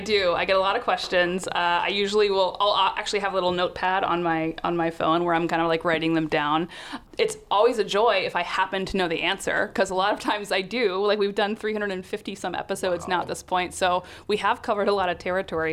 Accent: North Carolina, United States; moved away as an adult; now in San Francisco Bay Area, United States; I grew up in North Carolina

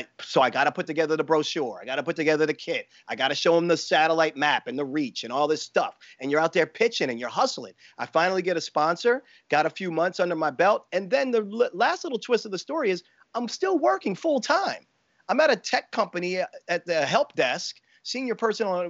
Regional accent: Baltimore, Maryland, United States; It was from Baltimore, my hometown.

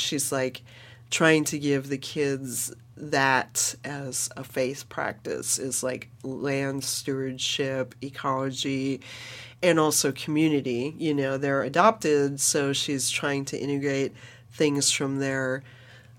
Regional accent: California, United States; as a Californian, my fourth generation Californian, you know, my mom works in the Native American community

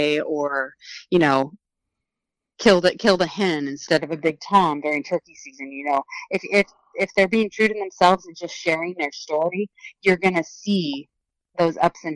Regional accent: Oregon, United States; leave my home state

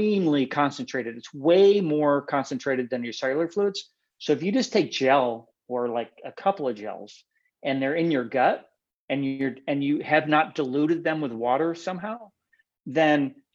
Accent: Western New York, United States; moved away as an adult; also born or lived in Buffalo, New York / Schenectady, New York / Huron, New York; now in California, United States; I lived in Western New York mostly. I was born in Buffalo

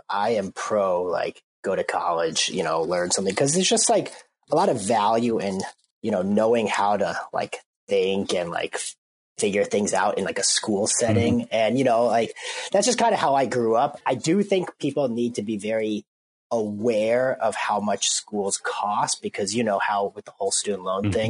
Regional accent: Minneapolis, Minnesota, United States; I'm from Minneapolis

